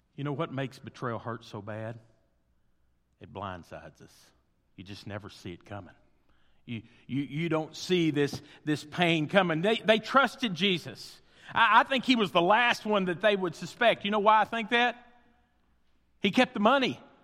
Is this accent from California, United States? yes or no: no; Henderson, Kentucky, United States; I grew up in Henderson, Kentucky, which is right across the river from Evansville, Indiana